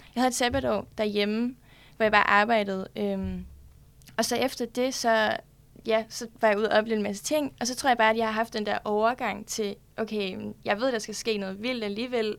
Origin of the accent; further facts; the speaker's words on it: Broager, Southern Denmark, Denmark; moved away as an adult; now in Copenhagen, Denmark; Jeg kommer fra Sønderjylland, en lille by, der hedder Broager, ude fra Sønderborg